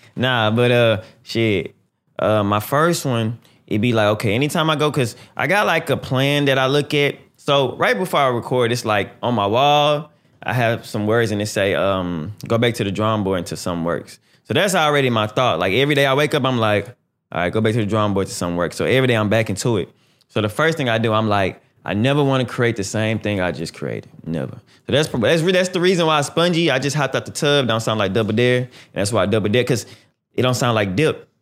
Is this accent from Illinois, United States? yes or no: no; Houston, Texas, United States; I'm from Houston. You know what I'm saying? I'm from Texas, Houston, Texas